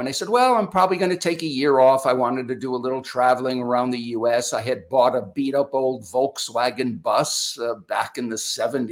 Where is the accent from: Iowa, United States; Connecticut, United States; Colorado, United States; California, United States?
Connecticut, United States; moved away as an adult; now in Florida, United States; I was born and raised up in New England in the U.S. in Connecticut. So I'm a New Englander born and bred